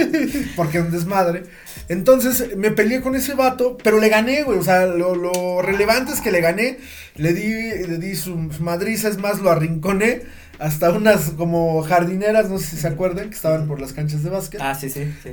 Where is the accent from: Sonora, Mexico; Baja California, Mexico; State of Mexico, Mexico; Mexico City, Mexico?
State of Mexico, Mexico; Ozumba; Esto fue aquí en Ozumba, eh, en la primaria, bueno, nosotros somos de aquí de Ozumba